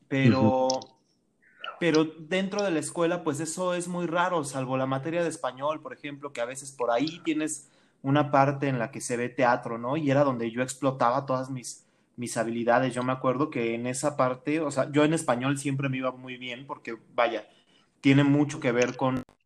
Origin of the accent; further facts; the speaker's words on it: Mexico City, Mexico; now in State of Mexico, Mexico; Yo nací en el Estado de México, pero toda mi vida la viví en la Ciudad de México